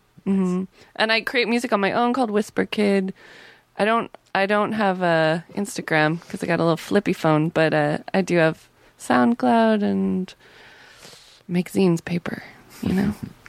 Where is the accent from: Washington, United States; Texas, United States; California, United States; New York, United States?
Washington, United States; Seattle; I grew up in Seattle, and I spent a lot of time in Olympia, which has heavy Riot Girl culture.